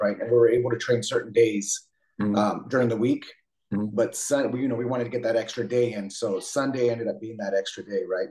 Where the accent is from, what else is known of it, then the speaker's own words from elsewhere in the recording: San Jose, California, United States; also born or lived in Twain Harte, California; I grew up in San Jose, uh, kind of for the most part on the east side